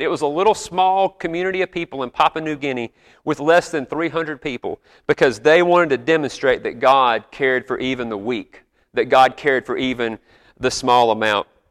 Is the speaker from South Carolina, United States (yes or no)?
yes; South Carolina, United States; I'm from South Carolina, but my grandparents came from Georgia to come work at South Carolina